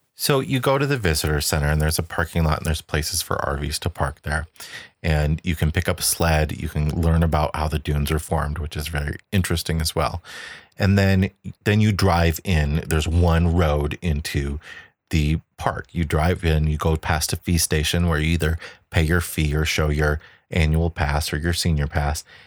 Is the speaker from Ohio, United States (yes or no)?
no; Chicago, Illinois, United States; we come from Chicago, which is right by Indiana